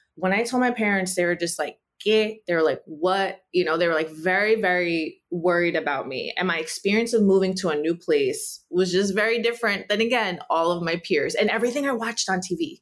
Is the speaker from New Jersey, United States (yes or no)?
yes; New Jersey, United States; first language Spanish; English is a second language; my parents moved me to, like, an upper middle class, uh, Caucasian Jewish neighborhood in Central Jersey